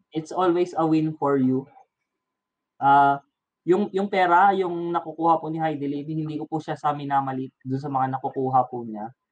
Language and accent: Tagalog; Calabarzon, Philippines; taga Cavite ako